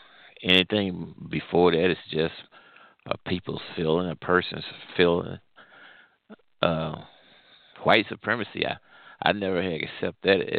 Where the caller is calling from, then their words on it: Midwest, United States; Well, I'm calling from the Midwest.